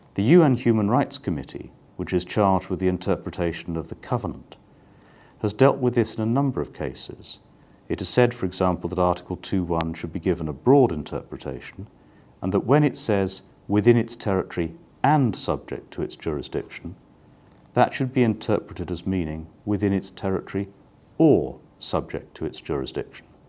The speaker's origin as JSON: {"language": "English", "country": "United Kingdom", "moved": "yes", "lives_now": "The Hague, Netherlands", "said": "I am British"}